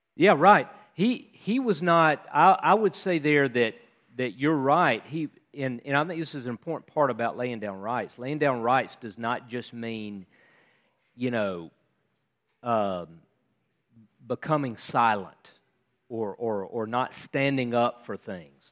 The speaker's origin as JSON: {"language": "English", "country": "United States", "said": "as an American"}